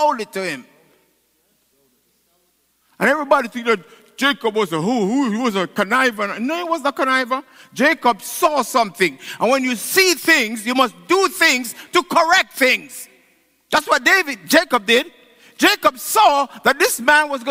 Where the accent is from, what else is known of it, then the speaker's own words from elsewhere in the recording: Jamaica; now in United States; I'm a Jamaican. And I want to be a Jamaican. I love the food, I love my culture. I became an American